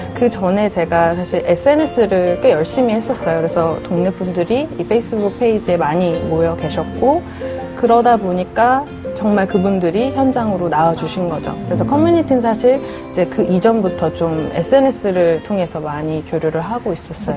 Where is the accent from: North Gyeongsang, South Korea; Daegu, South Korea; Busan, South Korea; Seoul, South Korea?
Seoul, South Korea; 저는 거기서 태어나고 어. 자랐고 유년 시절의 기억이 다 그곳에 있는 어. 사람이고요.